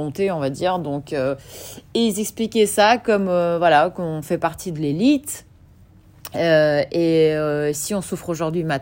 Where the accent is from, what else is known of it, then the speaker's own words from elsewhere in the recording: Kyiv, Ukraine; Euh, je venais d'Ukraine, euh, de Kiev.